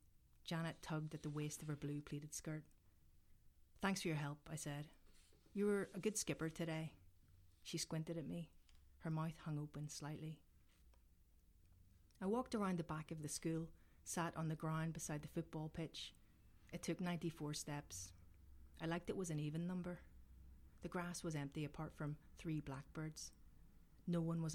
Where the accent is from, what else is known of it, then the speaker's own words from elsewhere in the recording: Belfast, Northern Ireland, United Kingdom; I grew up in North Belfast